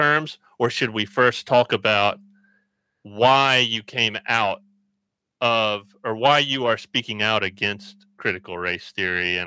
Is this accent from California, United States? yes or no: no; Birmingham, Alabama, United States; growing up in Alabama, I grew up in Birmingham